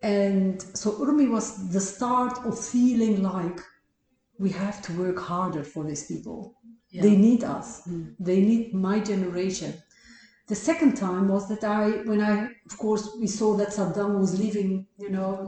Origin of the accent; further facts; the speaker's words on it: Mardin, Turkey; now in Netherlands; But also when I went to Iraq, like, you know, we are from Tur Abdin. Those people doesn't even understand you. Like, they speak another language.